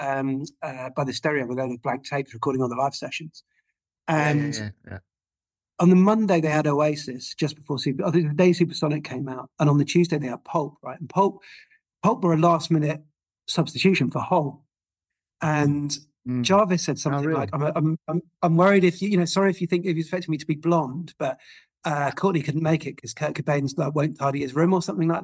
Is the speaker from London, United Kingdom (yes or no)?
no; Cullompton, South West England, United Kingdom; I grew up in Columpton, which is just outside Exeter, and it's like a little market, like quite violent market town